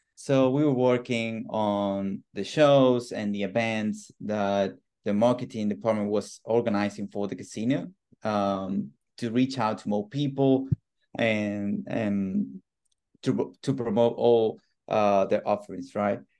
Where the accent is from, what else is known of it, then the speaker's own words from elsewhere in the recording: Argentina; moved away; I'm originally from Argentina.